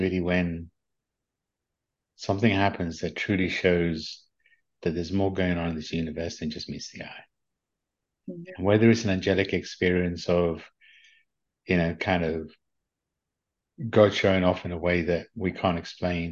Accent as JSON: {"language": "English", "town": "Leicester", "region": "East Midlands", "country": "United Kingdom", "tie": "born or raised there", "also_born_or_lived": "London", "accent": "English", "said": "I grew up in London, in the UK. Actually, I grew up in an area called Leicester in the UK"}